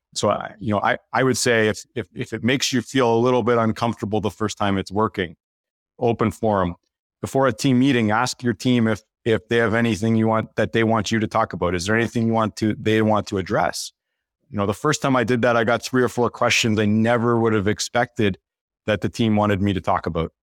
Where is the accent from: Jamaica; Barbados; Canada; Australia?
Canada; the token Canadian on the team